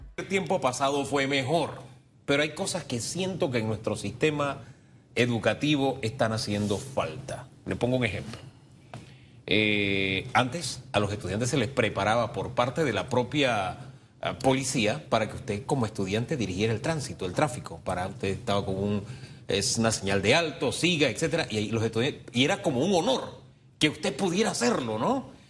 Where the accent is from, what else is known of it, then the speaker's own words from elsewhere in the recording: Panama; como panameños